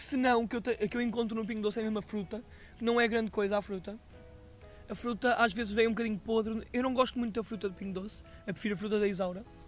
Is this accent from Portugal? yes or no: yes; Aveiro, Centro, Portugal; eu sou da Aveiro